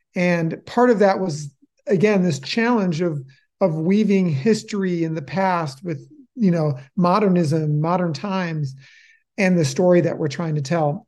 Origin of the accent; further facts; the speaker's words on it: Oak Park, Illinois, United States; moved away as an adult; also born or lived in Chicago; now in Helvetia, United States; I was born in Chicago and then raised, uh, in a west sub-, suburb of Chicago called Oak Park, Illinois